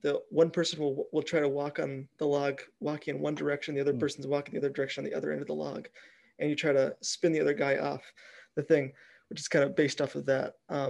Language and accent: English; Bemidji, Minnesota, United States; moved away; Yeah, so I'm originally from Bemidji, Minnesota, which was a big logging town there.